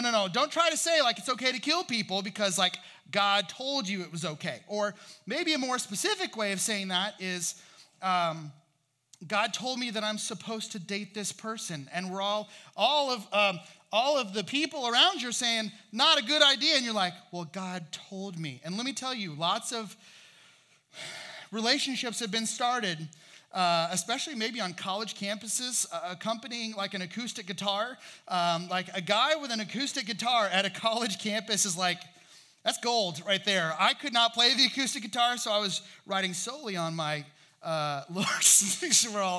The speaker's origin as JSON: {"language": "English", "region": "Indiana", "country": "United States", "also_born_or_lived": "Virginia", "moved": "as an adult", "said": "I was from Indiana. That's where my folks are from."}